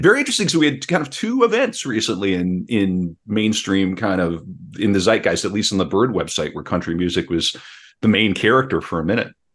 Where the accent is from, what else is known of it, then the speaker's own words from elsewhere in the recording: North Dakota, United States; growing up in North Dakota, uh, my great aunt and great uncle helped raise me.